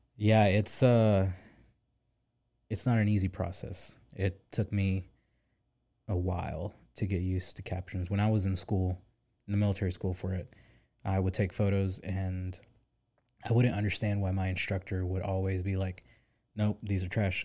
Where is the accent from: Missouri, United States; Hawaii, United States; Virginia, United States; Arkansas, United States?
Arkansas, United States; Pine Bluff; also born or lived in San Diego / Little Rock; I'm originally from Pine Bluff, Arkansas, the hood